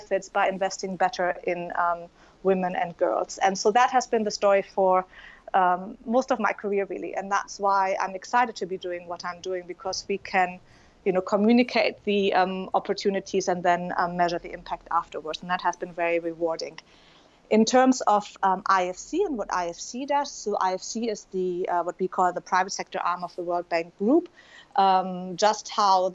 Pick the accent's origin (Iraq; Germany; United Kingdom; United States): Germany; accent: German; English is a second language; moved away as an adult; also born or lived in Yemen; you can probably tell I'm German, given my accent